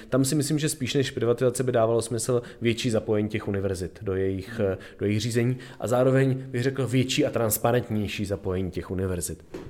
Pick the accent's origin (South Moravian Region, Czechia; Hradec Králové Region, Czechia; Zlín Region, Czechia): South Moravian Region, Czechia; Brno; moved away; já jsem původně eh, z Brna